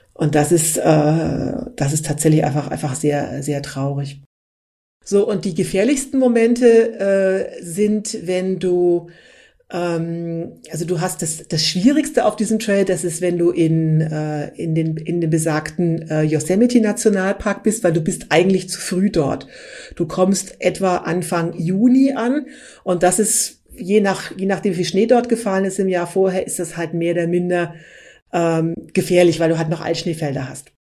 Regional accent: Berlin, Germany; wir sind beide aus Berlin

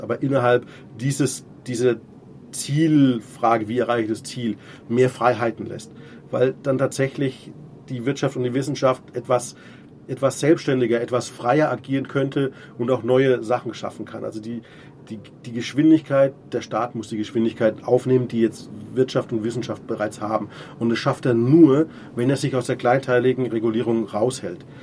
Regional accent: Munich, Bavaria, Germany; jetzt bin ich Münchner

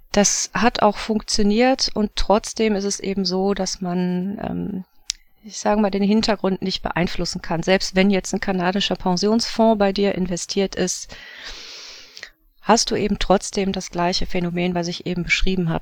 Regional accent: Wuppertal, North Rhine-Westphalia, Germany; also born or lived in Swabia; ich komme aus Wuppertal

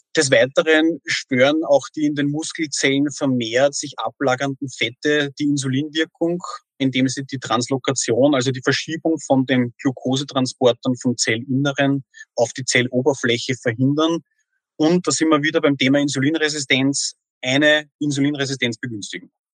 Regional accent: Austria; bei uns in Österreich

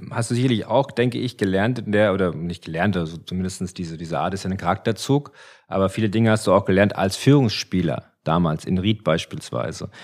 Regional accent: Frankfurt, Hesse, Germany; wir kommen ja von hier

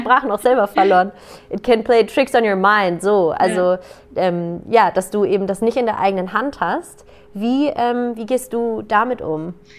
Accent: Germany; bei uns in Deutschland

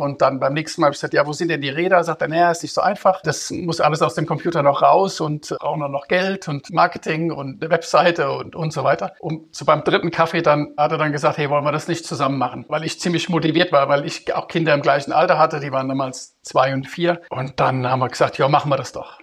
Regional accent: Rüsselsheim, Hesse, Germany; moved away as an adult; also born or lived in United States / Zurich; now in Vienna, Austria; Ich bin aus Rüsselsheim, aus Deutschland. Da bin ich geboren, hab dort, bin dort aufgewachsen

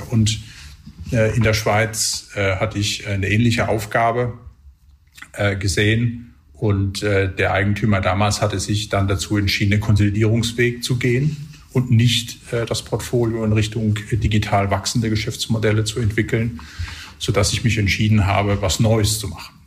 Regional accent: Electoral Palatinate, near Heidelberg, Baden-Württemberg, Germany; now in Switzerland; ich bin äh, ursprünglich äh, Kurpfälzer und der Nähe von Heidelberg aufgewachsen

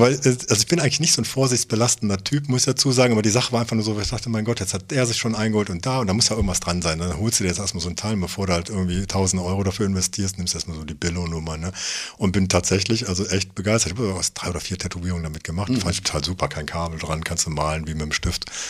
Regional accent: Germany; ich bin halt auch Deutscher

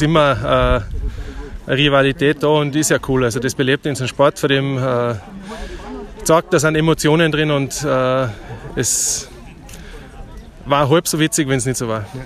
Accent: Germany; als deutsche Mannschaft

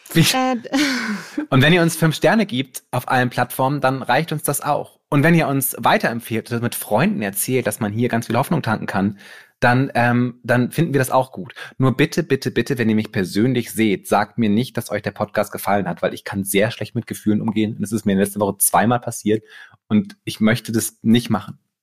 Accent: Bremen, Germany; moved away; ich komme halt aus Bremen

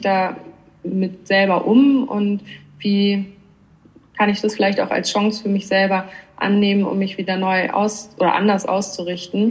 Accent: Northern Germany, Germany; moved away as an adult; also born or lived in Hamburg; now in Switzerland; Ich komme eigentlich aus Norddeutschland

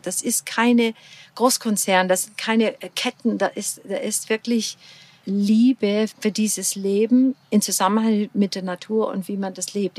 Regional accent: Portland, Oregon, United States; German is a second language; moved away as an adult; also born or lived in Florida; now in Füssen, Germany; Ich bin in sonnige Florida geboren Ach. und aufgewachsen an der Westküste in Portland, Oregon

